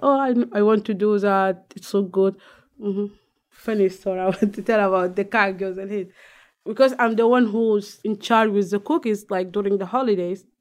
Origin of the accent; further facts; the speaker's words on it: Sudan; moved away; I am from Sudan